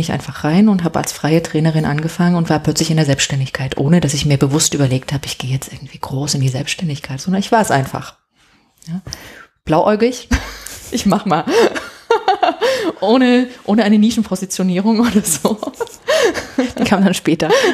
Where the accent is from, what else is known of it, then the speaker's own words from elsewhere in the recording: Dresden, Saxony, Germany; moved away as an adult; also born or lived in Havana / Halle; ich mit, mit meinem Mann dann nach Dresden in meine Heimat gegangen wo ich ja auch lange dann nicht gelebt hatte